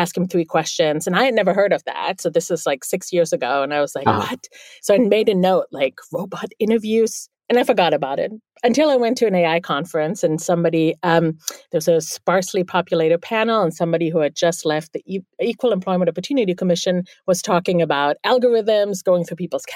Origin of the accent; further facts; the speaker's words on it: Bielefeld, North Rhine-Westphalia, Germany; first language German; English is a second language; now in New York City, United States; I'm actually from the Northwest. It's a town called Bielefeld.